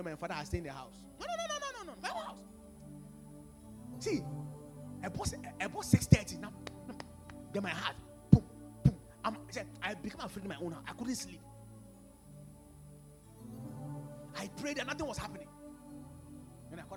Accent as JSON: {"language": "English", "region": "Volta", "country": "Ghana", "said": "I'm from the Volta region"}